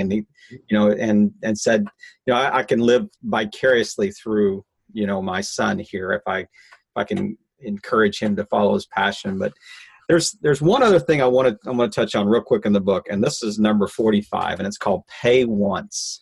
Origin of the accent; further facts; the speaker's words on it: Midwest, United States; I'm a Midwesterner